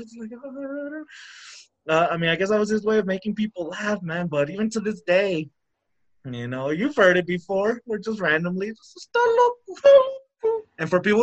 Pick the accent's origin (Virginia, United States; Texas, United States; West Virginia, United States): Texas, United States; El Paso; I'm from El Paso, right? The border town